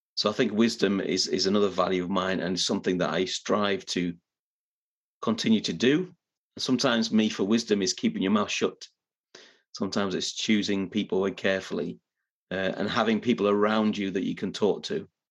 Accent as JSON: {"language": "English", "town": "Middlesbrough", "region": "North East England", "country": "United Kingdom", "moved": "yes", "lives_now": "Yorkshire, United Kingdom", "said": "I'm not originally from Yorkshire. I'm originally from a little bit further north and northeast, a place named Middlesbrough in the northeast of England"}